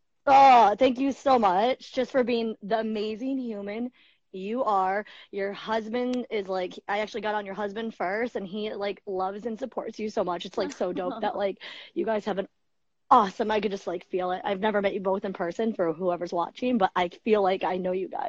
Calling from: New York, United States; I'm calling from the USA, New York, the state.

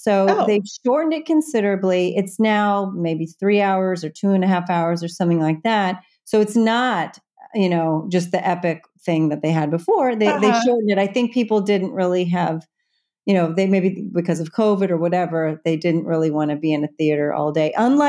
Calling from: New York City, New York, United States; My living room on the Upper West Side of Manhattan.

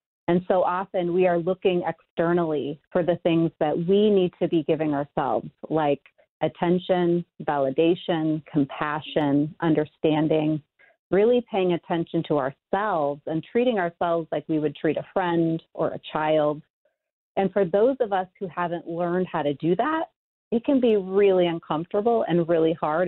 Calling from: Chicago, Illinois, United States; I am in Chicago. Warm and sunny.

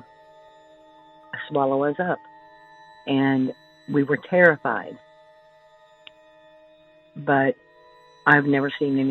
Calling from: Indiana, United States; I'm calling you from Indiana

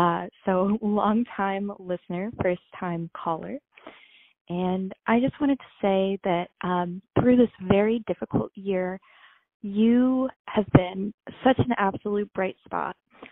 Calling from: Iowa City, Iowa, United States; But I'm calling from Iowa City.

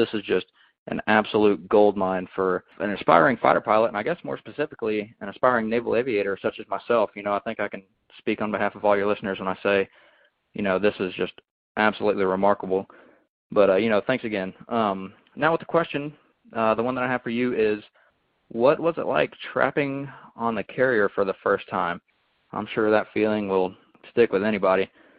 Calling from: Atlanta, Georgia, United States; I'm calling you from Atlanta, Georgia.

